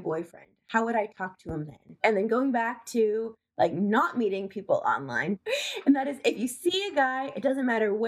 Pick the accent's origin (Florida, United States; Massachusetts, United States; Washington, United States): Washington, United States; Seattle; I'm from Seattle, Washington